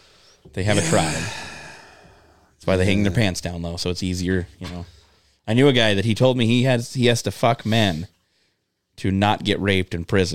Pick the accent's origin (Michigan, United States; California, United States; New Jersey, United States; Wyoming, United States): Wyoming, United States; Lovell; born or raised there